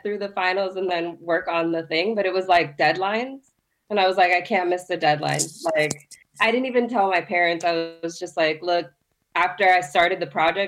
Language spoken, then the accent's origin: English; Miami, Florida, United States; I was raised in Miami